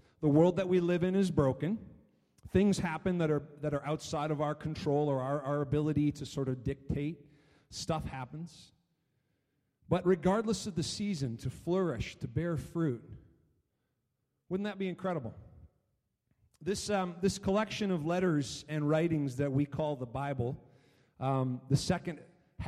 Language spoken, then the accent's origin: English; Chatham, Ontario, Canada; when I was growing up in Chatham, Ontario